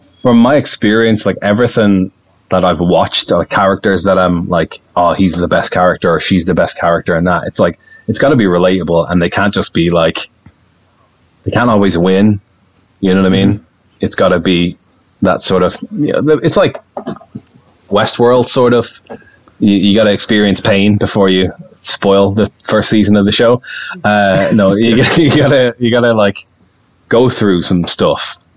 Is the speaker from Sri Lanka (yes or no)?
no; Ireland; accent: Irish; my accent, my Irish accent